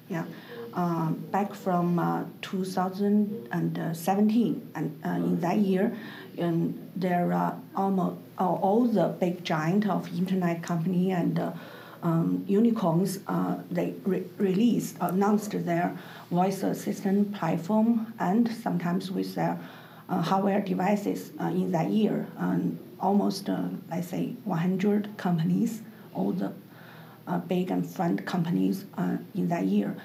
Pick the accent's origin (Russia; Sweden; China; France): China; I'm from China, and I'm the uh, founder and chief editor